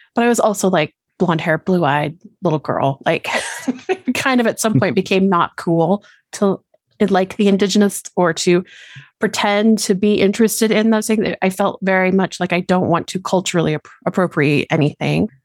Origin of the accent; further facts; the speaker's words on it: Colorado, United States; I born and raised in Colorado down here in the lower states